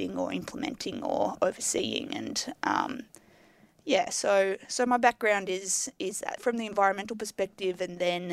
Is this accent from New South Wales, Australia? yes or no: no; Melbourne, Victoria, Australia; I grew up in Melbourne.